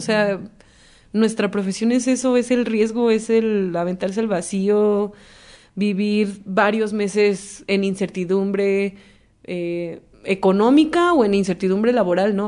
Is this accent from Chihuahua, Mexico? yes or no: no; Veracruz, Mexico; el tema del mar para mí es eh, mi origen, porque soy de Veracruz